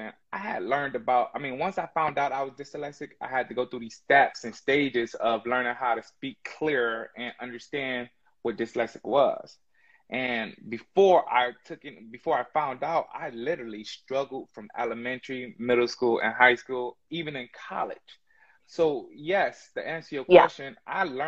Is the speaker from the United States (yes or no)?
yes; Inkster, Michigan, United States; also born or lived in Detroit, Michigan; I'm from Detroit, Michigan, Inkster, Michigan, born and raised